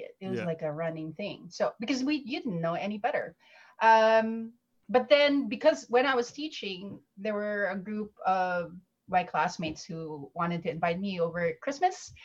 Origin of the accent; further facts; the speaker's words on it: Philippines; moved away as an adult; I came originally from the Philippines. That's where I grew up. Came here in 2008